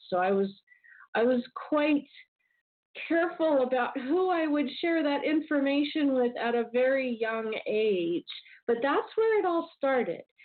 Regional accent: Southern California, United States; I grew up in Southern California

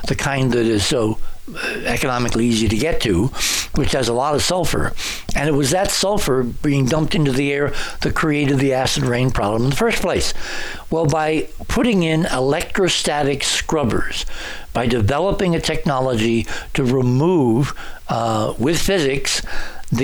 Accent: New England, United States; I lived it growing up in New England

